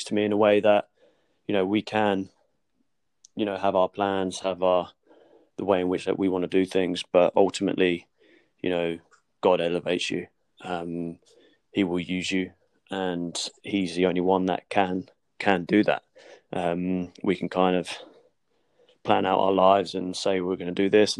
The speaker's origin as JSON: {"language": "English", "town": "Portsmouth", "region": "South East England", "country": "United Kingdom", "tie": "born or raised there", "moved": "as an adult", "lives_now": "London, United Kingdom", "said": "I moved away from Portsmouth. I moved away from my family church that I grew up"}